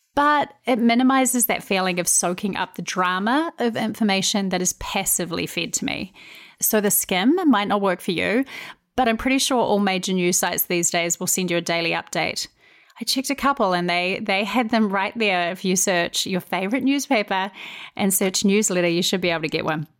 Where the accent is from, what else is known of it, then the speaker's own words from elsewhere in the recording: New Zealand; moved away as an adult; now in United States; I'm originally from New Zealand.